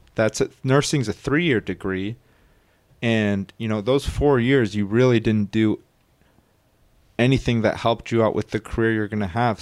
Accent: United States; we as Americans

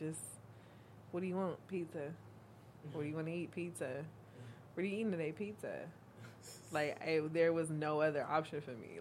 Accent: Youngstown, Ohio, United States; moved away as an adult; now in Dallas, United States; I'm from Youngstown, Ohio

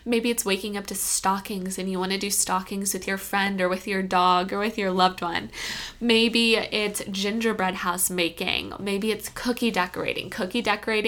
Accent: Kentucky, United States; I'm from Kentucky

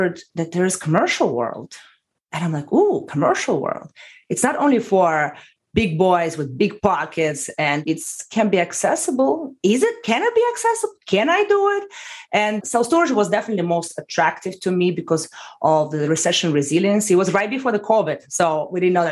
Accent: Russia; moved away as an adult; now in United States; from Russia. I came to the United States 11 years ago

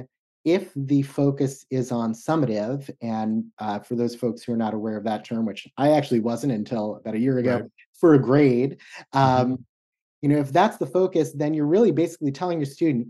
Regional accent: the Northwest, Pacific Northwest, United States; I'm from the Northwest

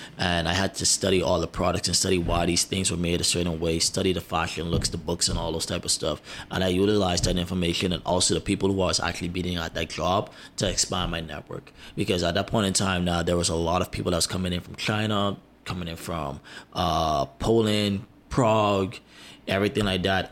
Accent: Bahamas; also born or lived in United States; I'm American Bahamian

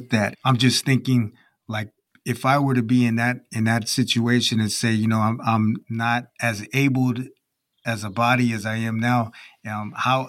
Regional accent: California, United States; now in Germany; I'm originally from California

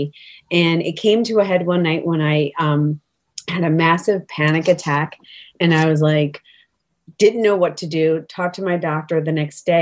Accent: New York, United States; now in Connecticut, United States; I am originally from New York, but I reside in Connecticut now

